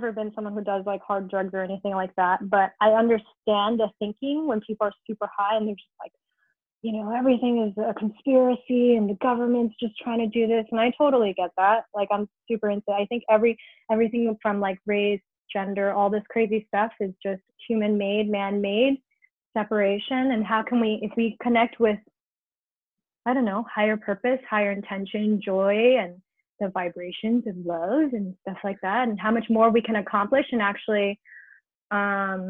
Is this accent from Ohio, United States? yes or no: no; New York, United States; now in Los Angeles, United States; I'm like born and raised in New York, where every day is a fight against the city